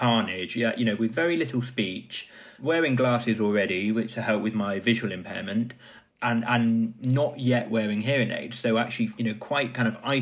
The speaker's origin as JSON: {"language": "English", "region": "Wales", "country": "United Kingdom", "tie": "born or raised there", "said": "growing up in Wales, we had a lot of wet play"}